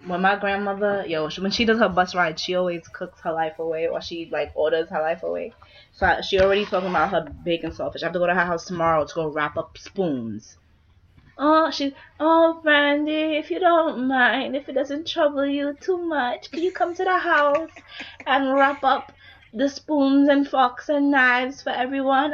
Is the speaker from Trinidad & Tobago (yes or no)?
yes; Trinidad & Tobago; I'm Trinidadian